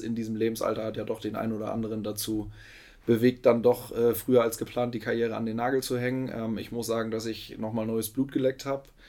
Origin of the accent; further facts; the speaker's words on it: Lower Saxony, Germany; moved away as an adult; now in Hamburg, Germany; Ich bin gebürtiger Niedersachse, in Pferden groß geworden. Pferden ist 10, 12 Minuten von Bremen entfernt.